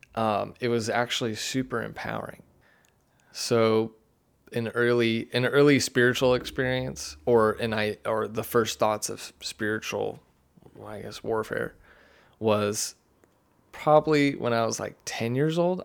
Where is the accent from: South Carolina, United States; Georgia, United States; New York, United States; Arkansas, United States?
Arkansas, United States; Siloam Springs; I grew up in Siloam